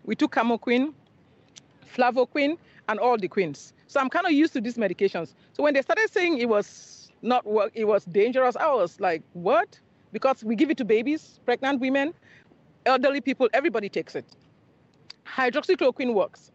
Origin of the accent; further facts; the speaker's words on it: Cameroon; also born or lived in Nigeria; now in Houston, United States; I'm from Cameroon originally, and I went to medical school in Nigeria